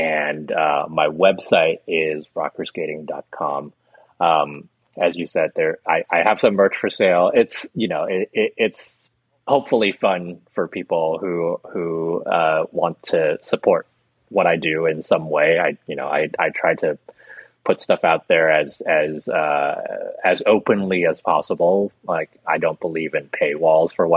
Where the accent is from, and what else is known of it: United States